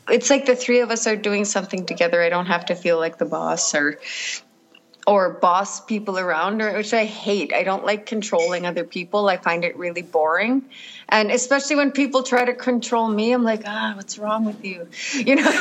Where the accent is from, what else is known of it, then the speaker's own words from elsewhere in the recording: Cambridge Bay, Nunavut, Canada; I'm from Nunavut, Cambridge Bay. Born in Cambridge Bay